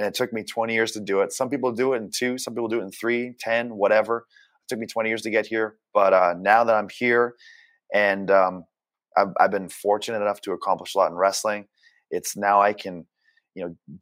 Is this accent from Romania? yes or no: no; Canada; moved away; also born or lived in Japan; being Canadian